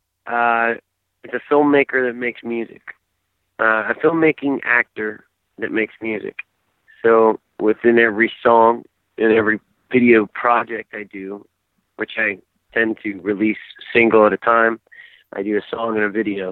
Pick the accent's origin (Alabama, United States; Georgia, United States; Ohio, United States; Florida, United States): Georgia, United States; Atlanta; I grew up in Atlanta, so we are the home of hip hop and rap music